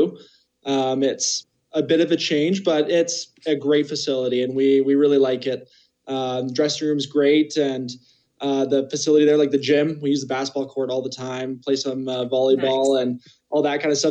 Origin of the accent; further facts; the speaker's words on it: Kelowna, British Columbia, Canada; now in Calgary, Canada; my hometown is Kelowna